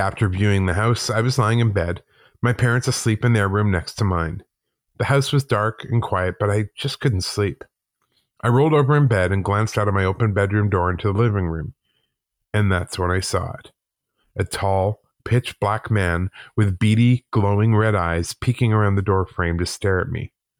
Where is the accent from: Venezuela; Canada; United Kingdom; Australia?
Canada; Calgary, Alberta; also born or lived in Whitehorse, Canada; I was born in Whitehorse, Yukon, but moved to Calgary, Alberta with my mom and stepdad when I was six.